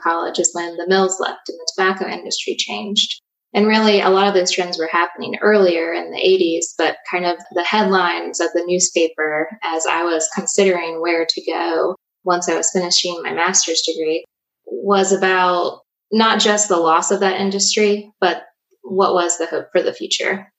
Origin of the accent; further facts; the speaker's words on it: Danville, Virginia, United States; I was born and raised in Danville, Virginia